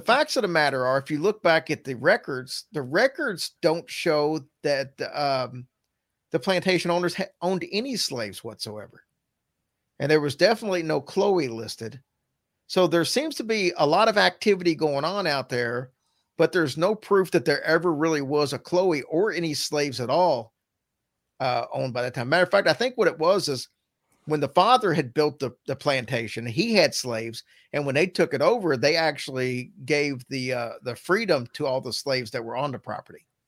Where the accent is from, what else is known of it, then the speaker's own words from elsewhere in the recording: the South, United States; also born or lived in Louisville, Kentucky / Virgin Islands; now in Lexington, United States; we're from the South